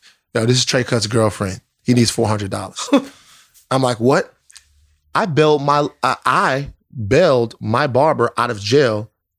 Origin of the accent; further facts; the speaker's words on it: Baton Rouge, Louisiana, United States; Baton Rouge, Louisiana.